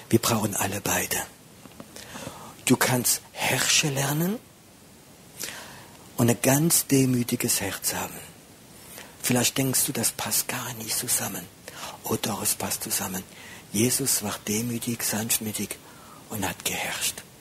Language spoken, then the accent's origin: German; France; ich bin Franzose, ich bin schwieriger.